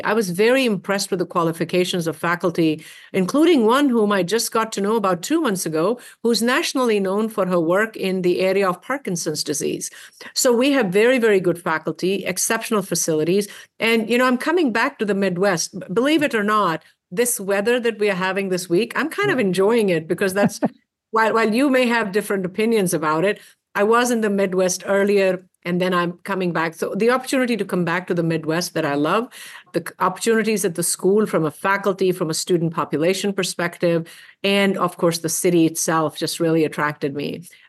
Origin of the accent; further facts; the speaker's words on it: India; moved away as an adult; now in United States; Yes, I did. I left many, many moons ago now, but my early education and my 2 degrees are from India and then 2 from the United States.